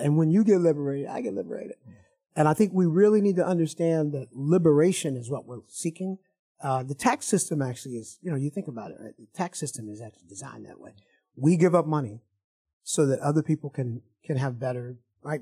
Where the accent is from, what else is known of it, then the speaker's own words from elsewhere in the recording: Evanston, Illinois, United States; I'm from Evanston, Illinois.